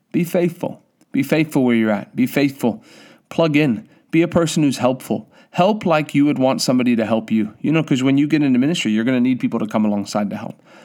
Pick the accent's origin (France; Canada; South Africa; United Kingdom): South Africa; now in United States; I come from South Africa